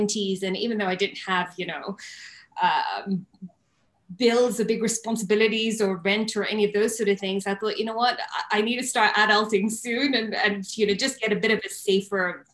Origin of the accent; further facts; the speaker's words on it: Nairobi, Kenya; I was born and bred in Nairobi, Kenya, where I currently am right now.